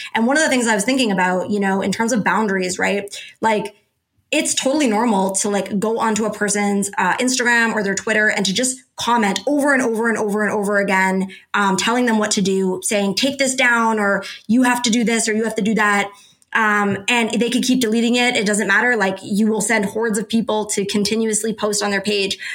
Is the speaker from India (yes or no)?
no; Canada; I'm Canadian